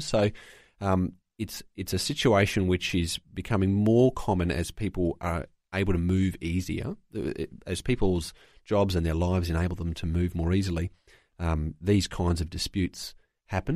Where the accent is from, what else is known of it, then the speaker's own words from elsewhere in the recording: Queensland, Australia; I'm from Queensland, there's a Christian Law Society here in Queensland